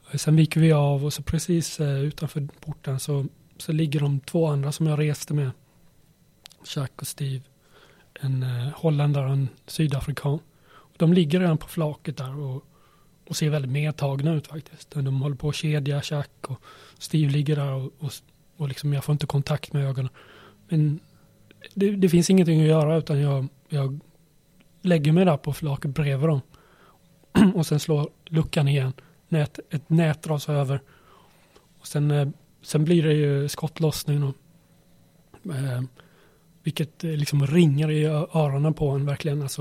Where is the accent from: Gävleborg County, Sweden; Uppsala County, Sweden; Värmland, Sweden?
Värmland, Sweden; Karlstad; born there; also born or lived in Småland / Skåne; jag föddes i Karlstad. Sen flyttades vi till Småland och Skåne, ett par ställen.